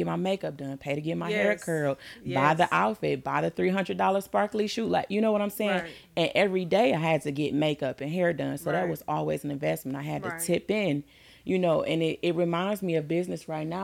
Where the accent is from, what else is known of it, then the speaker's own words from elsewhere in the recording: Detroit, Michigan, United States; I'm from Detroit